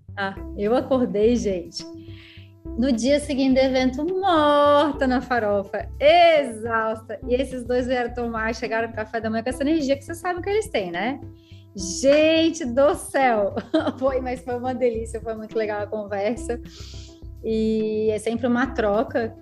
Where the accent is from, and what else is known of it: Canela, Rio Grande do Sul, Brazil; born or raised there; also born or lived in Gramado / Florianópolis; now in São José, Brazil